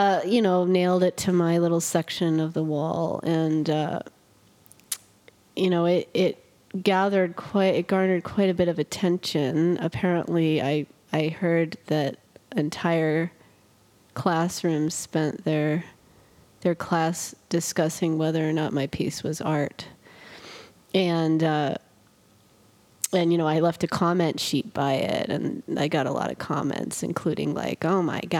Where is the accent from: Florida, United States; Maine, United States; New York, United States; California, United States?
Maine, United States; southern; moved away; my home state, which is Maine. I'm from Maine